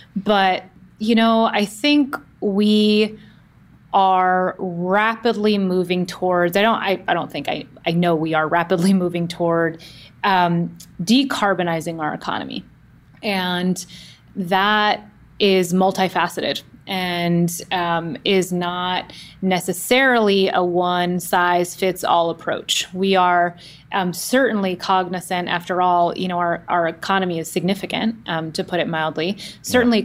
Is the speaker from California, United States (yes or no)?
yes; Oakland, California, United States; I grew up in the Bay Area, in the San Francisco Bay Area, specifically in the East Bay in Oakland